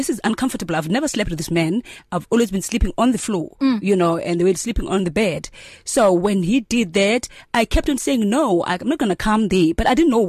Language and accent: English; Mthatha, Eastern Cape, South Africa; but I grew up in Amtata and I schooled in Amtata because that's where my mother was as a domestic worker